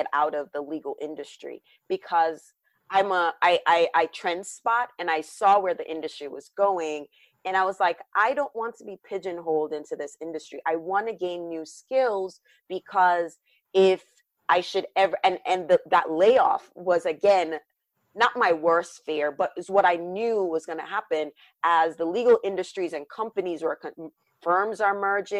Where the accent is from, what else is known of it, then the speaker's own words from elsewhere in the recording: Jamaica; now in United States; this Jamaican born Caribbean woman